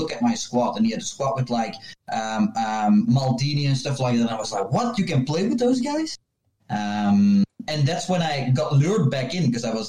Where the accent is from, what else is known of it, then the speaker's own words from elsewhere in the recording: Flemish-speaking part of Belgium, Flanders, Belgium; I'm from Belgium, from the Flemish-speaking part of Belgium.